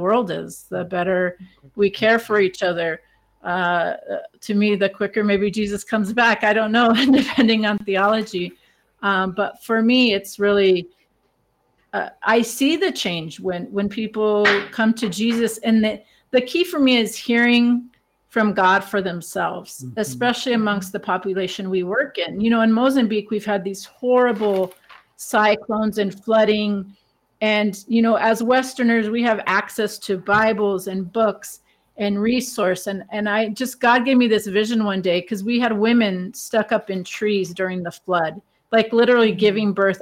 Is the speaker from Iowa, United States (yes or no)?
no; Tucson, Arizona, United States; I grew up in Southside Tucson in Arizona.